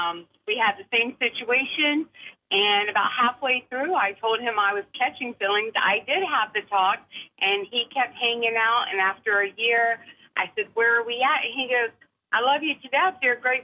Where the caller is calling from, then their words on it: Charleston, South Carolina, United States; I'm calling from Charleston, South Carolina.